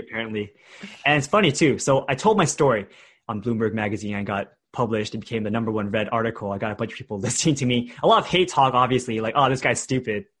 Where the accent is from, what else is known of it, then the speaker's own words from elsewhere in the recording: Bay Area, California, United States; I grew up in the Bay Area in a different city